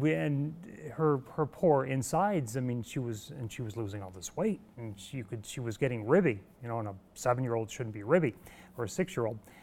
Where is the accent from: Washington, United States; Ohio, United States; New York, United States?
New York, United States; Evans Mills; now in Mannsville, United States; I grew up on a, a, small dairy farm in Evans Mills